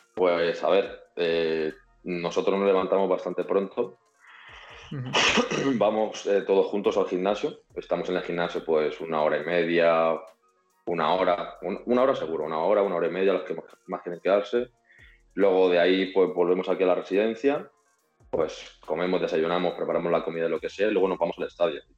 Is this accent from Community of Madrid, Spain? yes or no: yes; Madrid, Community of Madrid, Spain; also born or lived in Rivas / Reus; me vengo aquí desde Madrid, yo soy de Madrid